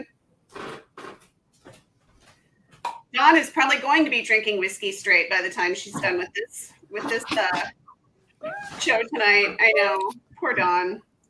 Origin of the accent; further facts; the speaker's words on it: Texas, United States; moved away as an adult; now in Minnesota, United States; I grew up in Texas and reluctantly moved to Minnesota for love, like 20 years ago, and I'm still here.